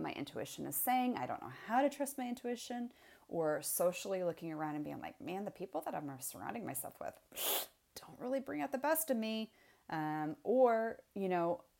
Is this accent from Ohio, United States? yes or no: no; Indiana, United States; my background is, I was raised in Indiana.